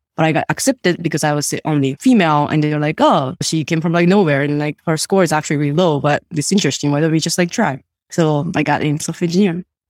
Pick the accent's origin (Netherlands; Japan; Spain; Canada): Japan; first language Japanese; English is a second language; moved away as an adult; also born or lived in Sweden; I grew up in Japan. I actually grew up in, like, very, very small town.